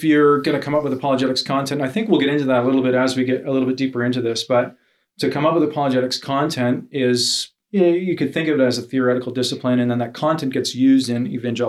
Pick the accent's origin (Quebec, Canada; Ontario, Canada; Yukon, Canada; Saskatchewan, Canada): Ontario, Canada; Hamilton; I'm from Hamilton. I go to Streetlight Christian Church in downtown Hamilton.